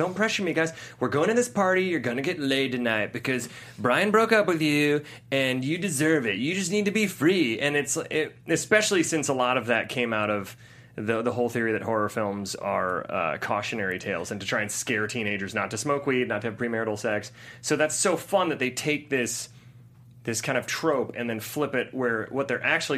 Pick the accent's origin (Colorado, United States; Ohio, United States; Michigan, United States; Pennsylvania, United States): Ohio, United States; In Ohio, there were several classes I had